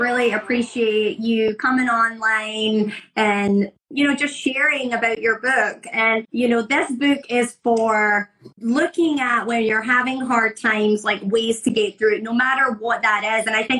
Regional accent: Scotland, United Kingdom; now in Florida, United States; I grew up in Scotland, which is, you know, primarily white people, mm-hmm. You know, moved to Florida and live in a primarily white community.

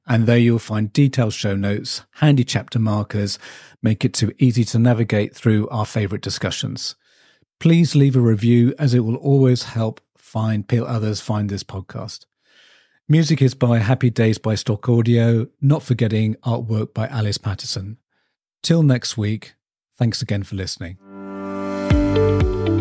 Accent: England, United Kingdom; us in the English community

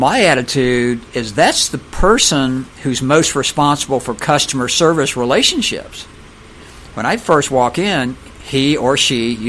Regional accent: Florida, United States; I'm from Florida.

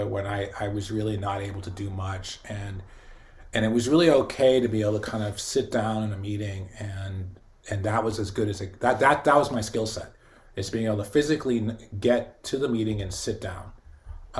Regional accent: Boston, Massachusetts, United States; my community growing up in Boston in the '70s

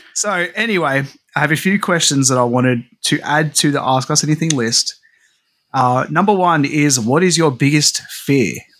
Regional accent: Australia; as an Aussie

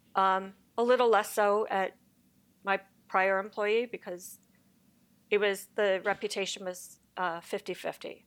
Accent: Connecticut, United States; moved away as an adult; also born or lived in New York; now in Los Angeles, United States; I'm a East Coast girl. I grew up in Connecticut

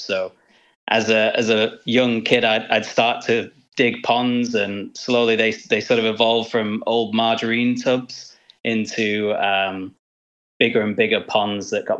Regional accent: Manchester, North West England, United Kingdom; when I was growing up in Manchester.

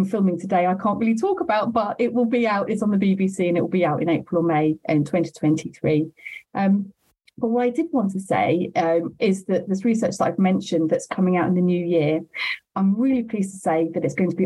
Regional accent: London, United Kingdom; I am from South London and London is my home

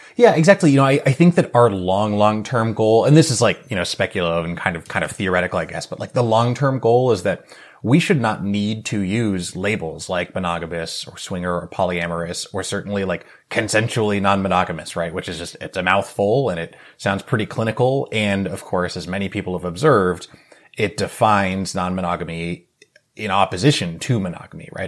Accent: New England, United States; moved away as an adult; also born or lived in New York City; now in Bay Area, California, United States; I was born and raised in New England

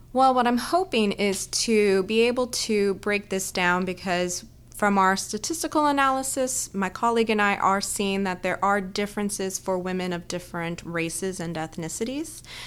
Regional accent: Southern California, United States; moved away as an adult; also born or lived in Boston; now in Texas, United States; I kinda grew up all over Southern California

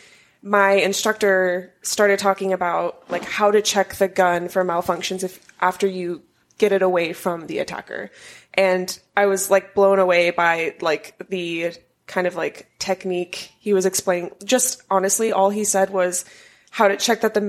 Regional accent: Arkansas, United States; So I am originally from Arkansas.

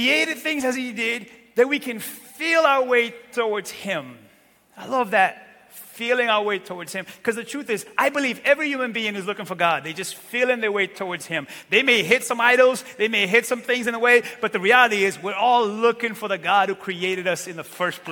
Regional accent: Santiago, Cape Verde; moved away; I was born in Cape Verde, west coast of Africa, in a little tiny island named Santiago

